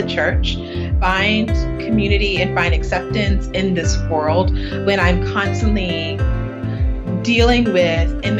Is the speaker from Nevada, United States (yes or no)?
no; Texas City, Texas, United States; moved away as an adult; also born or lived in New Orleans, Louisiana; now in St. Paul, United States; I live in St. Paul, Minnesota right now, even though I am a Texas girl. I'm from Southeast Texas, a little town called Texas City, Texas, which is near Galveston